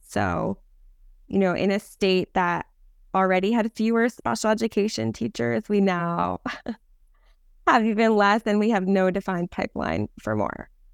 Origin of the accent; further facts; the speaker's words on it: New Jersey, United States; moved away as an adult; now in Los Angeles, United States; when I was growing up in New Jersey, I was in classes